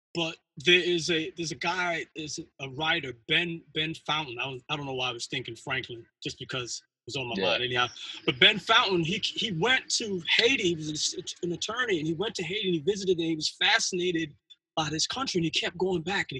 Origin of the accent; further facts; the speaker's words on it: Barbados; I'm from Barbados